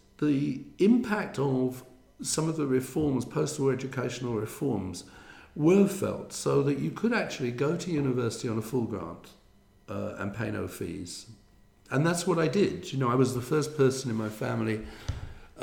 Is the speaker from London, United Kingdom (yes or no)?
yes; London, United Kingdom; born or raised there; moved away